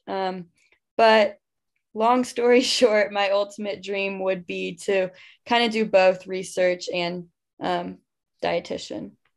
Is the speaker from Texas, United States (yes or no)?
yes; Houston, Texas, United States; I grew up in Houston.